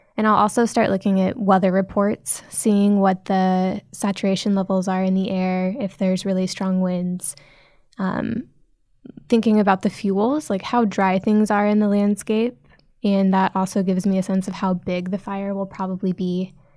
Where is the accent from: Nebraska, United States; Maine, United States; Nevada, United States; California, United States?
Nebraska, United States; now in San Francisco, United States; I grew up in Nebraska